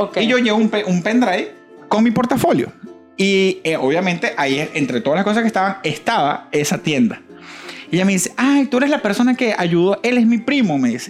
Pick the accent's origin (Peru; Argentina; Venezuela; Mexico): Venezuela; Valencia, Carabobo; moved away as an adult; now in Florida, United States; yo soy de Valencia